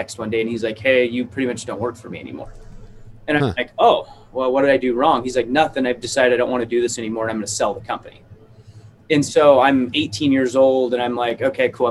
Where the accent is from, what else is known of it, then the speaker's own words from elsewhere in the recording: Idaho, United States; I grew up in Idaho